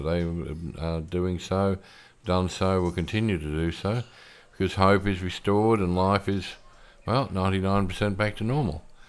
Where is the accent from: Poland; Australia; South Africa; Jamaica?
Australia; moved away as an adult; now in Philippines; I'm an Aussie and I spent forty-five years of my life there